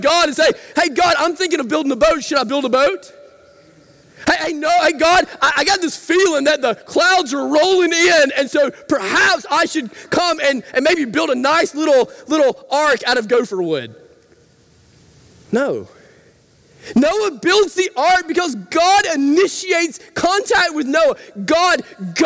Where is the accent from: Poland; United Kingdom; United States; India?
United States; Rabbit Town; I grew up in Rabbit Town, lots of farms in Rabbit Town